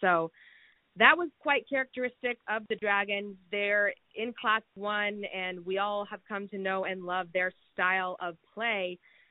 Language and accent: English; San Diego, California, United States; moved away as an adult; also born or lived in Missouri; I'm from San Diego, California, and I went to Mizzou's journalism school, and I graduated in 2019.